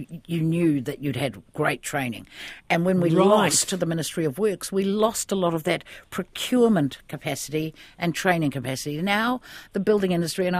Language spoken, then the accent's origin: English; Ahipara, Northland, New Zealand; I was raised around Ahipara in the far north